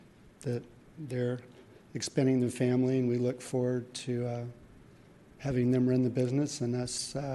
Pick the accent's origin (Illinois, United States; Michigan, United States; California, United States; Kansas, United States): California, United States; San Francisco; Back in 1978, when I was in high school at George Washington High School